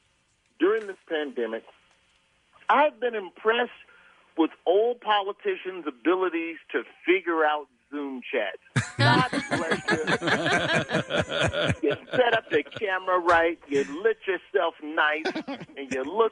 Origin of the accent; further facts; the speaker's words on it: Alabama, United States; I'm not even from Philly. I'm from Alabama